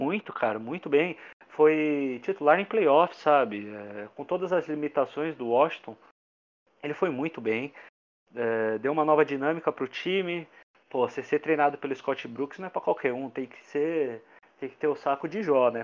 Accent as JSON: {"language": "Portuguese", "country": "Brazil", "said": "sou brasileiro"}